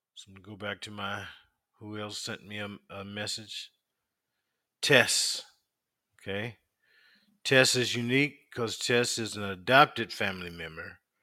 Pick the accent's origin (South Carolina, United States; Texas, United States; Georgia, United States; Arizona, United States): South Carolina, United States; We grew up in South Carolina